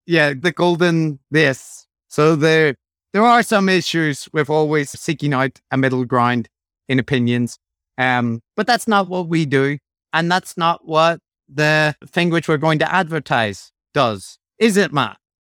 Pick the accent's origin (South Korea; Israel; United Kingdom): United Kingdom; Northern Ireland